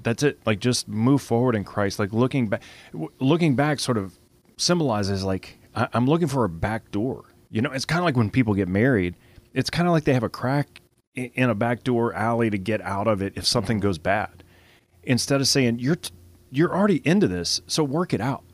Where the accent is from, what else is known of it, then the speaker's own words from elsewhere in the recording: Lafayette, Louisiana, United States; Lafayette's, you know, we're, we're Cajun foodies down here